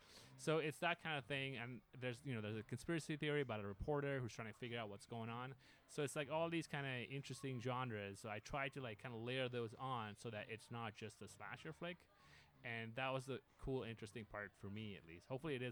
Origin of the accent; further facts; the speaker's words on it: Pakistan; And I'm originally from Pakistan, so I went to shoot the movie there, which was a big surprise for a lot of people.